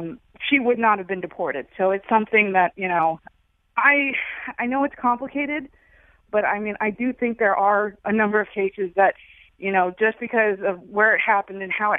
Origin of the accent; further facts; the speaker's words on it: California, United States; I'm actually originally from California. I'm originally from the Bay Area.